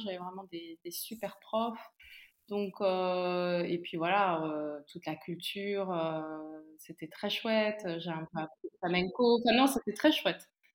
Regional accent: Montargis, Centre-Val de Loire, France; moved away as an adult; also born or lived in Nigeria; now in Brussels, Belgium; je viens alors à Milly, Montargis, c'est près d'Orléans. voilà, la région centre.

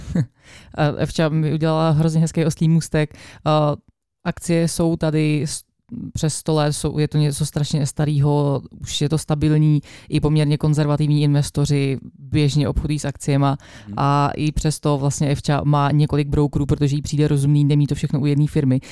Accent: Czechia; já jsem rozhodně úplně stoprocentně jenom Češka.

